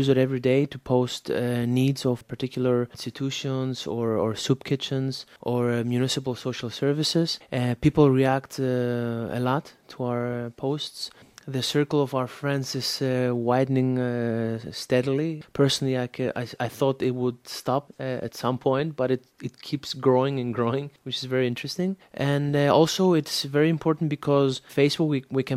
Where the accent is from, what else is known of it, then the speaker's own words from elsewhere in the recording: Thessaloniki, Central Macedonia, Greece; now in Athens, Greece; I live now in Athens, Greece, but actually I come from Thessaloniki